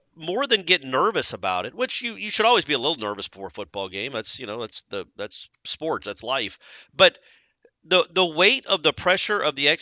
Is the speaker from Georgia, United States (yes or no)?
yes; Georgia, United States; I'm from Georgia